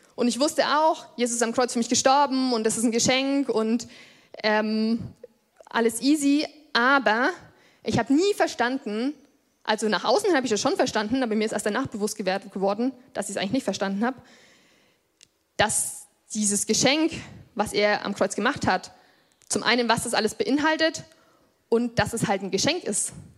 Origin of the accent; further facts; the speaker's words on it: Lichtenfels district, Bavaria, Germany; Ich bin hier im Landkreis geboren und ich glaube, seitdem ich so fünf oder sechs Jahre alt bin, gehen meine Eltern hier in diese Gemeinde. Ich bin quasi hier groß geworden